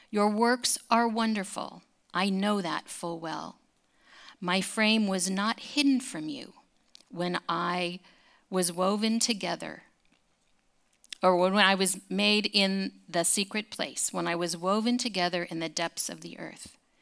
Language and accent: English; California, United States; growing up in California